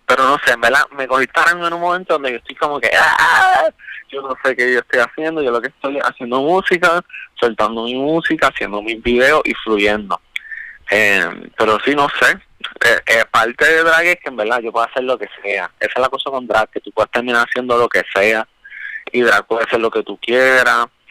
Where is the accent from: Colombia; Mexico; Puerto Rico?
Puerto Rico; Caguas; moved away as an adult; also born or lived in San Juan; soy originalmente de, de Cagua, especialmente Bairoa, que de ahí pues sale mucho de la inspiración detrás de Bairópolis. Yo um, soy cagüeñe